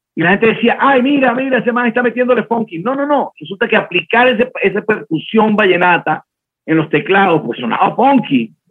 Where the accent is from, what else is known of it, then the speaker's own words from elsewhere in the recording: Caribbean Region, Colombia; now in Bogotá, Colombia; yo, soy del Caribe, eh, y el Caribe es un país. Cuando llegué a vivir a Bogotá, que es otro país